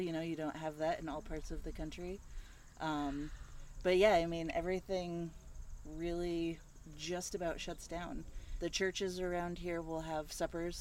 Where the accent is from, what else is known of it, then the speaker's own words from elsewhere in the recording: Colorado, United States; moved away as an adult; also born or lived in Montana; now in Alburgh, United States; I grew up in Colorado